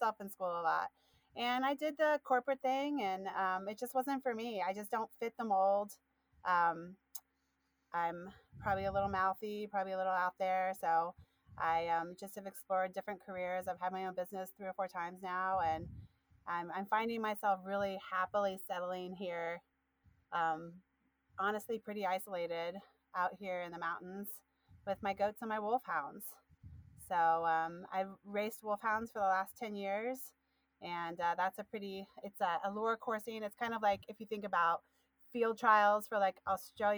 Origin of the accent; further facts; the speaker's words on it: Midwest, United States; moved away; I'm from the Midwest originally. My family is 100% Appalachian.